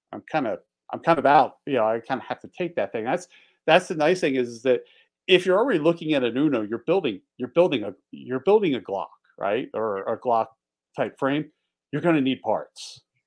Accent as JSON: {"language": "English", "town": "Philadelphia", "region": "Pennsylvania", "country": "United States", "tie": "born or raised there", "also_born_or_lived": "Delaware", "moved": "yes", "lives_now": "Montana, United States", "said": "I grew up just outside of Northeast Philly"}